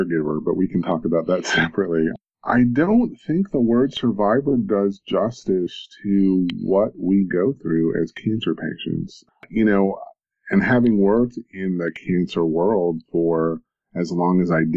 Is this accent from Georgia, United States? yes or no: no; Knoxville, Tennessee, United States; born or raised there